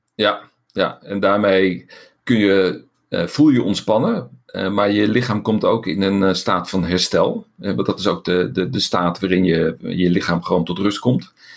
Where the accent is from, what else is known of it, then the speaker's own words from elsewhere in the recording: Netherlands; wij zijn Nederlanders.